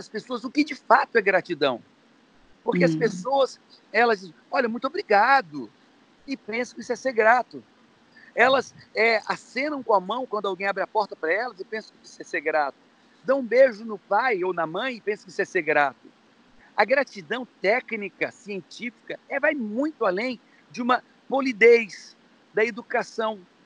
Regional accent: Ceará, Brazil; sou cearense

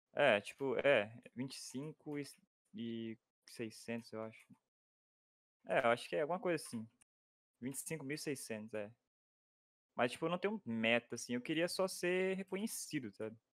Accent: Minas Gerais, Brazil; moro em Minas Gerais

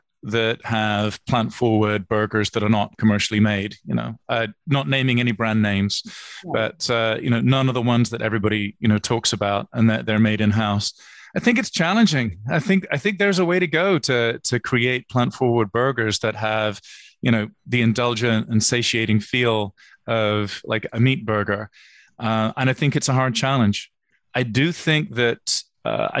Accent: United Kingdom; moved away; As a British guy

